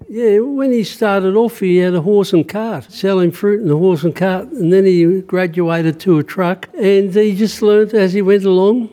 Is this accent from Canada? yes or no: no; Australia; I've been born here. I'm Australian through and through, but I'm still Lebanese